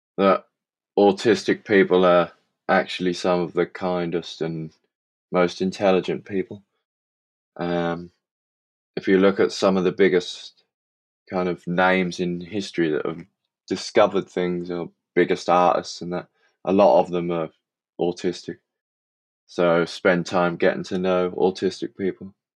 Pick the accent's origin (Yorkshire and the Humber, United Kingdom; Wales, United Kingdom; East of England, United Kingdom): East of England, United Kingdom; Suffolk; from Suffolk in England